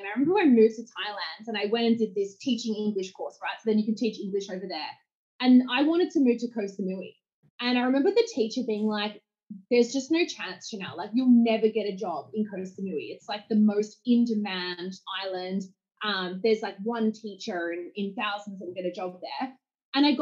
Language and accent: English; Geelong, Victoria, Australia; I grew up in Geelong, right? So it was like a small country town.